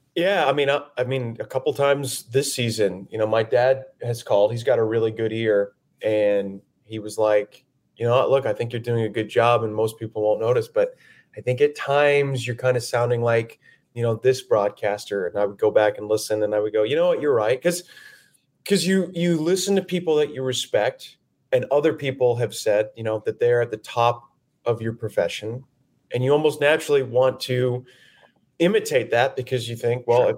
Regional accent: Phoenix, Arizona, United States; moved away as an adult; It's it's my hometown. I love, you know, the Phoenix Scottsdale area

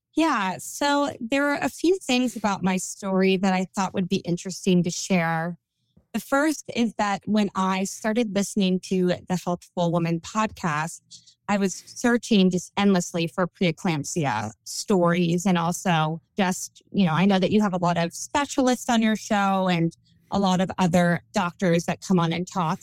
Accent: California, United States; accent: Valley Girl; moved away as an adult; also born or lived in Memphis / the South; I'm from California, born and raised.

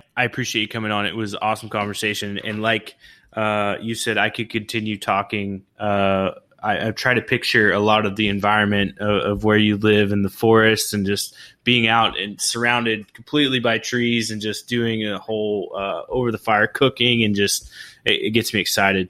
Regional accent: Oklahoma, United States; also born or lived in California; now in Florida Keys, United States; I'm originally from Oklahoma.

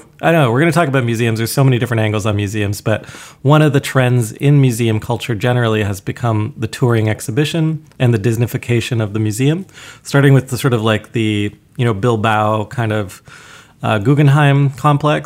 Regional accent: Canada; we did go to the National Gallery quite often as a child growing up in Canada. That's our like big gallery in our capital in Ottawa

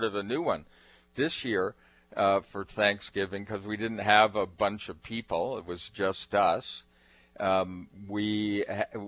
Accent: New England, United States; moved away; I grew up in New England

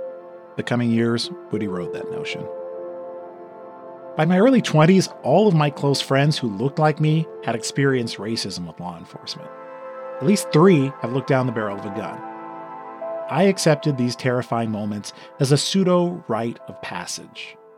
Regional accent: Los Angeles, California, United States; also born or lived in Inland Empire, California; I didn't realize I was black until I was 11. I was a mixed kid. I grew up in Westwood.

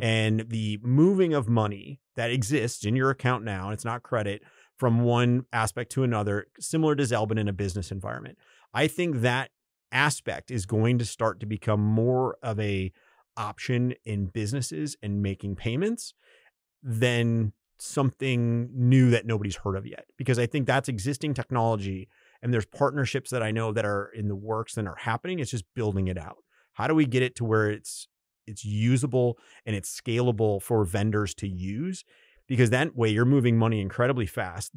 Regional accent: United States; as an American

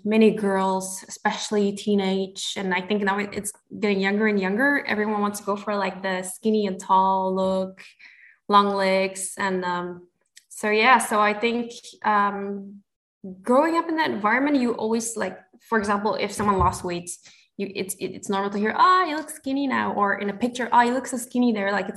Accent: Singapore; moved away as an adult; now in Belgium; I was born and bred in Singapore

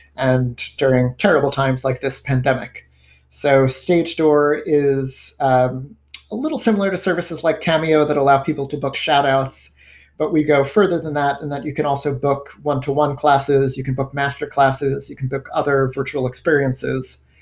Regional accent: Rockland County, New York, United States; I grew up in Rockland County

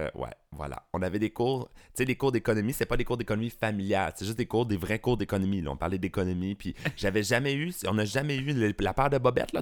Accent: Rive-Sud, Quebec, Canada; also born or lived in Beauport, Quebec City; je suis né à Québec. J'ai déménagé ça arrive sud quand j'étais jeune, mais je suis né à Québec, imagine. Beauport

